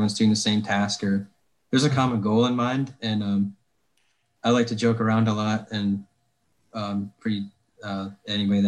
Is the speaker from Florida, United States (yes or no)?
no; Northwest Ohio, United States; now in North Carolina, United States; where I grew up in Northwest Ohio